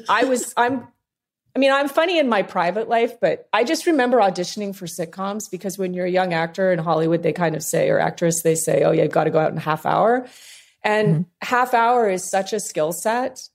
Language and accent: English; Canada; moved away; also born or lived in Los Angeles, United States; I'm Canadian by birth